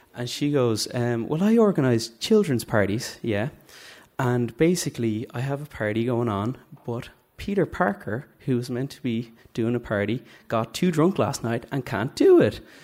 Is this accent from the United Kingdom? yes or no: no; Dublin, Leinster, Ireland; I'm from Drumcondra.